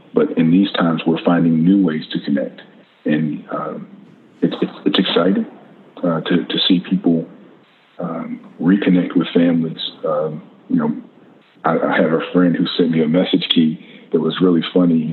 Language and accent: English; the South, United States; as Americans, as a Southerner